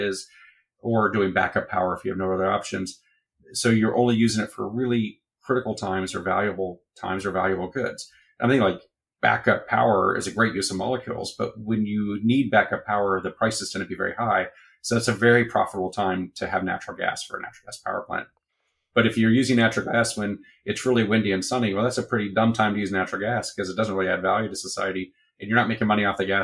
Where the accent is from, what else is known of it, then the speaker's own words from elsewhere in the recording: Texas, United States; as a Texan